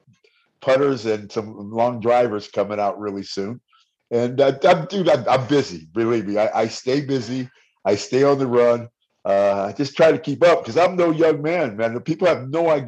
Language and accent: English; Bay Area, California, United States; now in Las Vegas, United States; I'm from the Bay Area